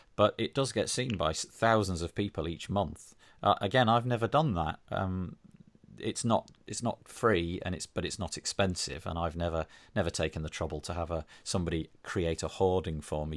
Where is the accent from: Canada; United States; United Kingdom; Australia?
United Kingdom; being British